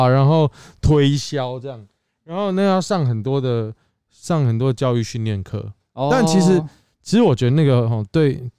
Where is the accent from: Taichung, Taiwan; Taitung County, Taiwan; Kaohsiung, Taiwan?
Kaohsiung, Taiwan; 我是高雄人。